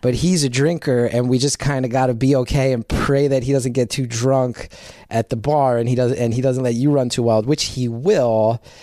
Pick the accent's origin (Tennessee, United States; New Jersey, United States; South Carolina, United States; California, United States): New Jersey, United States; Essex County; born or raised there